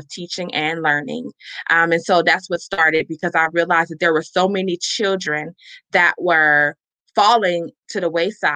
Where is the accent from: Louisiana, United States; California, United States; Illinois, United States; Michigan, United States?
Illinois, United States; Chicago; I'm originally from Chicago, Illinois